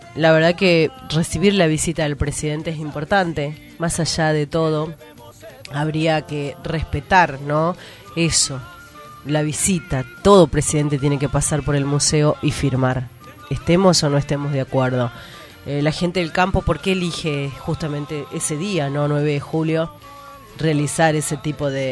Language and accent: Spanish; Argentina; somos argentinos